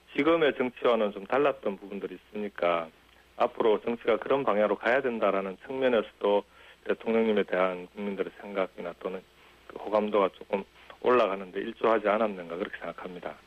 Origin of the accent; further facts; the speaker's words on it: Jinju, South Gyeongsang, South Korea; also born or lived in Goseong, South Gyeongsang; now in Gimhae, South Korea; 고향은 경남 고성이고 6학년 예. 때 이제 진주로 가서 진주에서 초중고등학교를 다 나왔죠